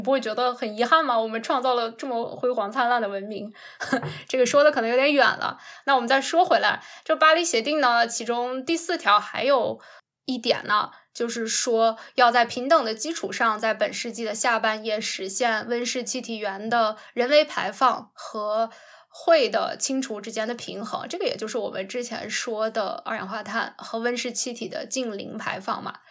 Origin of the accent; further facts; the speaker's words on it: China; 我们中国人